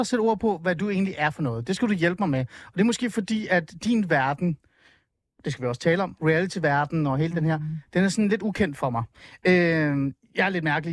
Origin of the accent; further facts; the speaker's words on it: Hornbæk, Capital Region of Denmark, Denmark; also born or lived in Helsingør; jeg er jo fra Helsingør. Altså, i virkeligheden så er jeg fra Hornbæk, meget Nordsjælland